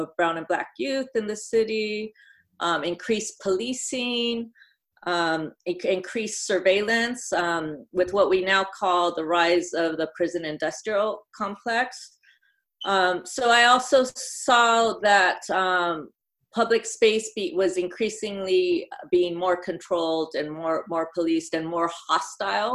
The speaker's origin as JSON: {"language": "English", "town": "Los Angeles", "region": "California", "country": "United States", "tie": "born or raised there", "said": "I grew up in Northeast LA. My family roots go here back in LA, like several generations."}